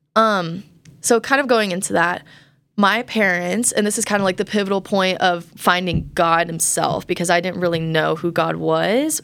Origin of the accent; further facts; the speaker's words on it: Colorado, United States; I grew up in Colorado